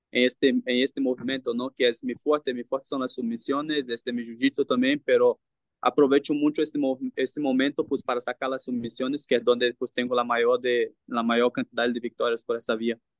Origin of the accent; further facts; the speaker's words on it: Brazil; Spanish is a second language; now in Mexico; Yo sí, somos brasileños